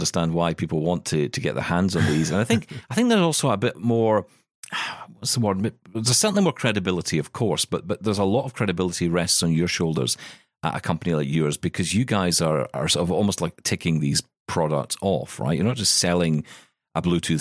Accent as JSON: {"language": "English", "region": "Scotland", "country": "United Kingdom", "said": "I'm Scottish"}